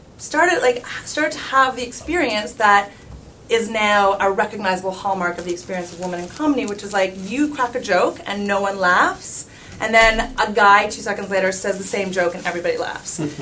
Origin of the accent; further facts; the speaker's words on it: Canada; I'm from Canada and we had grade 13 back then